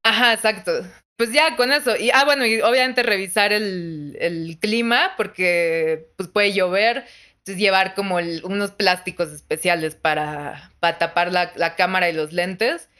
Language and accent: Spanish; Mexico; soy de México